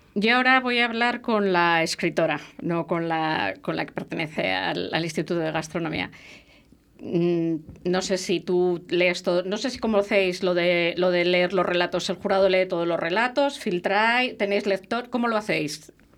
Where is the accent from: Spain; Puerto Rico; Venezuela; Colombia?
Spain; La Rioja; yo soy riojana de nacimiento, siempre lo digo, soy riojana de nacimiento